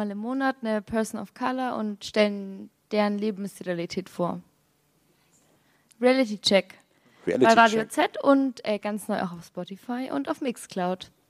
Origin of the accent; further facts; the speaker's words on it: Bavaria, Germany; also ich komme äh, ja gar nicht aus Franken, ich komme aus, aus Bayerisch-Schwaben.